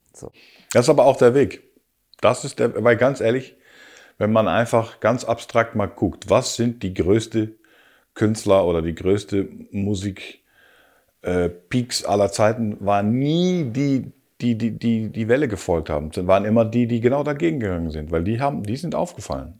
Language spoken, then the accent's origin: German; Rotterdam, South Holland, Netherlands; also born or lived in Hamburg / Hanover; now in Berlin, Germany; ich bin natürlich Haferjung, ich komme aus Rotterdam